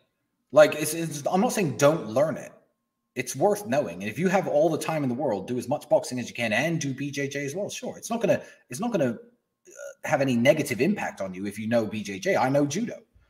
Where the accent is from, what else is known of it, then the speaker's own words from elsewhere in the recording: England, United Kingdom; my friend, I'm from England.